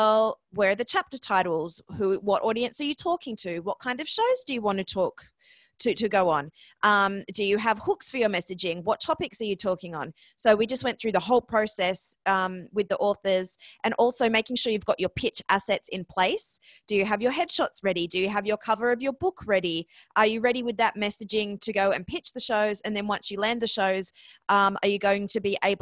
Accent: Australia; moved away as an adult; also born or lived in Ohio, United States; now in New York, United States; I'm Australian. That's where the accent comes from. I'm in New York right now

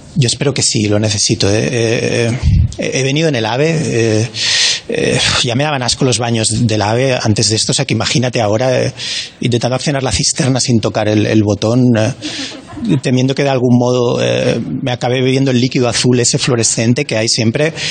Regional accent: Barcelona, Catalonia, Spain; soy de Barcelona

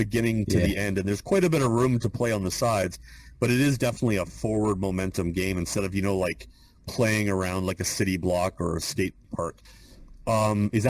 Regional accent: Canada; I'm from Canada

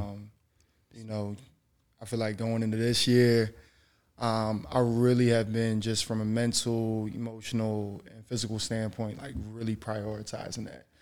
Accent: Philadelphia, Pennsylvania, United States; moved away as an adult; my family, we're from Philly

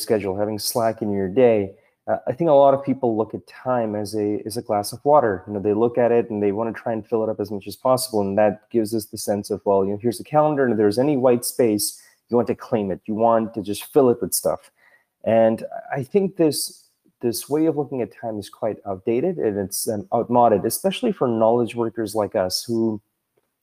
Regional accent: Toronto, Ontario, Canada; moved away; I'm originally from Toronto, and we used to have this freeway called the DVP

